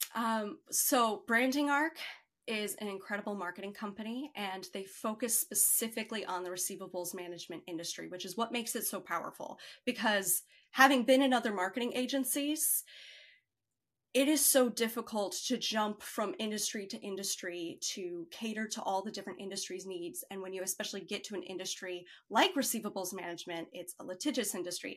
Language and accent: English; Chicago, Illinois, United States; I grew up in Chicago